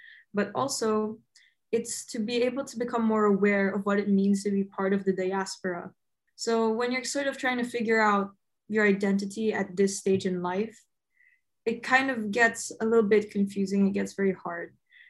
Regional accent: Philippines; moved away; as a Filipino, try and join the diaspora, because it can feel like such an isolating experience. Becoming a migrant isn't an easy experience

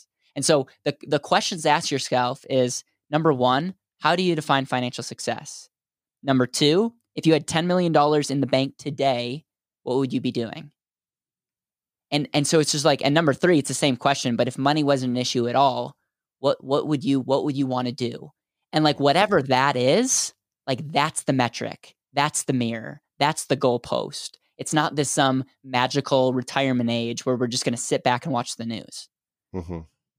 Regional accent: Wisconsin, United States; now in Denver, United States; So I'm in Denver, Colorado, and I grew up in Wisconsin.

